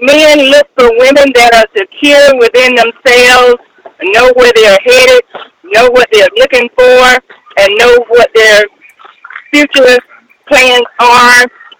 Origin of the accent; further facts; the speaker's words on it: Troy, South Carolina, United States; from Troy, South Carolina.